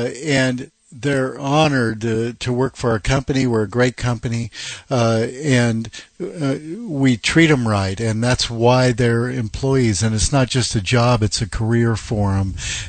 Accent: Seattle, Washington, United States; moved away as an adult; also born or lived in Auburn, Washington; now in Florida, United States; Having been born and raised in the Seattle area, I'm very familiar with working in other parts of the country, and my wife from Alabama.

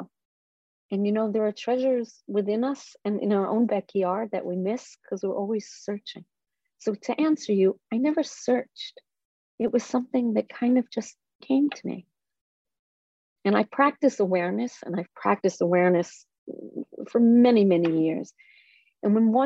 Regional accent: Israel; moved away; I grew up in Israel, and I grew up on a kibbutz.

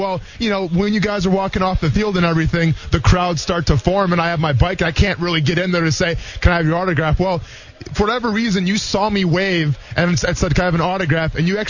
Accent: Iola, Wisconsin, United States; I was 7 years old at the time, growing up in Iola, Wisconsin.

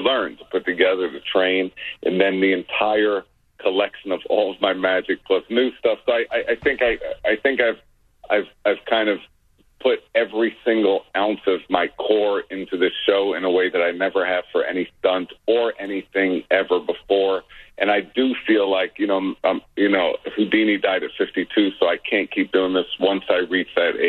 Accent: New York City, New York, United States; when I was growing up, the traditional stuff in magic existed on the illusion side of things, which we in Brooklyn didn't have access to.

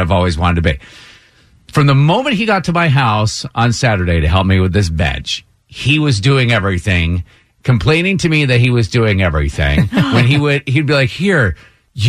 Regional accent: Brattleboro, Vermont, United States; Main Street in Brattleboro, Vermont, my hometown

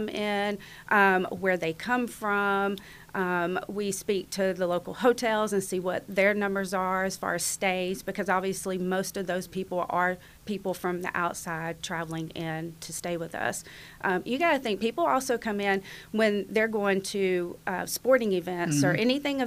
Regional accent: Greene County, Georgia, United States; moved away as an adult; also born or lived in Atlanta, Georgia; now in Watkinsville, United States; I grew up in Greene County, moved back down here to be closer to family

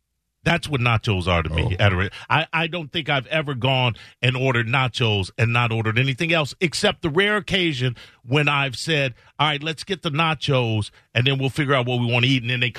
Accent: Chicago, Illinois, United States; moved away; also born or lived in Columbus, Ohio; I come from Chicago, and then there I spent a decade in Columbus, Ohio.

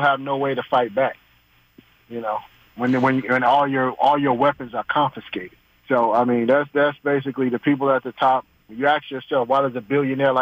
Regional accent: Midwest, United States; I'm from the Midwest

